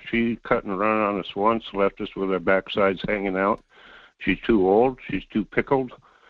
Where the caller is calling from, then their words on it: North Pole, Alaska, United States; Yeah, this is … at North Pole.